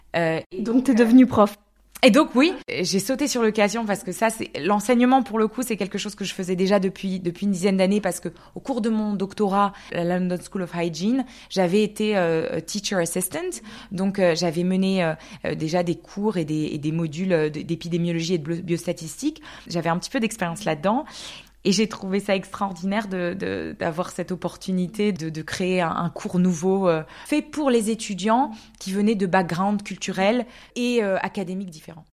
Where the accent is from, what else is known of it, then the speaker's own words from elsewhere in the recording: Alsace, Grand Est, France; moved away as an adult; also born or lived in Canada; now in Zurich, Switzerland; j'ai grandi en Alsace en fait. Et c'est vrai qu'en habitant à Zurich, j'ai l'impression que je viens de la région. Donc j'ai grandi là-bas jusqu'à mes, 18 ans